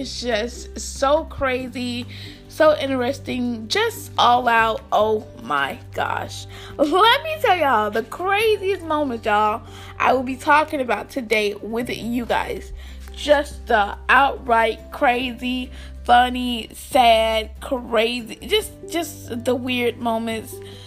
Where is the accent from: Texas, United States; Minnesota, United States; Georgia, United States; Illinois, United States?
Georgia, United States; Albany; I'm from Albany, Georgia. Most of you guys know I live in Albany, Georgia